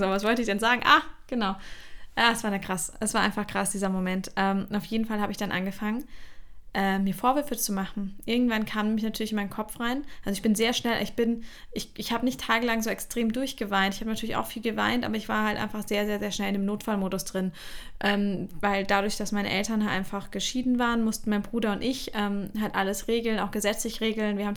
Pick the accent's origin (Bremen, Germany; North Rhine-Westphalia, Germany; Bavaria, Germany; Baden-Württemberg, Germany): Bavaria, Germany; also born or lived in Mainz; da wo wir auch, äh, unsere Familie auch ursprünglich herkommt. Und als ich klein war, sind wir eben in die Nähe von München gezogen.